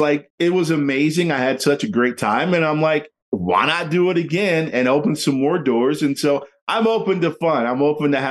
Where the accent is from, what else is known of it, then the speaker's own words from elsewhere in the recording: West Virginia, United States; moved away; also born or lived in Arizona / Seattle; I'm originally from West Virginia